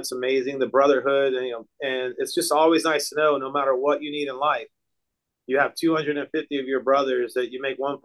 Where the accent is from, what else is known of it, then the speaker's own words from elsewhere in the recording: Tampa, Florida, United States; I was born and raised in Tampa.